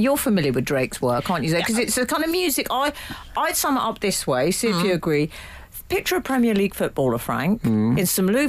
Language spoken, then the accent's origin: English; Liverpool, North West England, United Kingdom; As Emily is an honorary Scouser, I am, and I'm from Liverpool, does she know that we say Mackies?